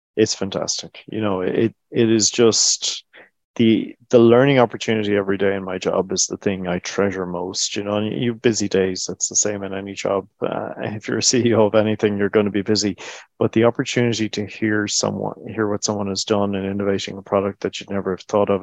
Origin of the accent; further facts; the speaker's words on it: Ireland; we've created a business-friendly ecosystem in Ireland